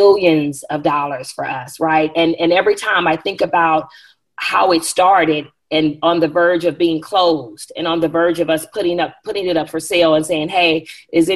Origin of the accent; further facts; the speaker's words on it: Bakersfield, California, United States; moved away; I'm from Bakersfield, California. If anybody's familiar with the California area, it's a little central little place in the country part of California. My family is from there. I was born and raised there